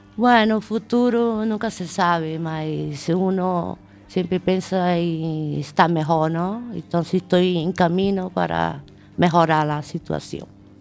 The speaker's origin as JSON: {"language": "Spanish", "country": "Brazil", "moved": "as an adult", "lives_now": "Spain", "said": "Yo soy Brasil soy brasileira y llevo aquí ya bastantes años y contenta de estar en España."}